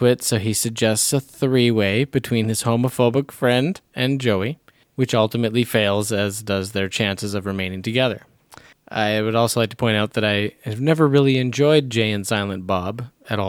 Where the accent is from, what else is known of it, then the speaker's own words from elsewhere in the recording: Canada; as a Canadian